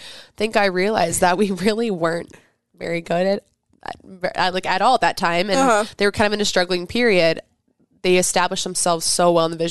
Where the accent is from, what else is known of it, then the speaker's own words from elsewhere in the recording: Kansas City, United States; moved away; also born or lived in Omaha, Nebraska; I am from Kansas City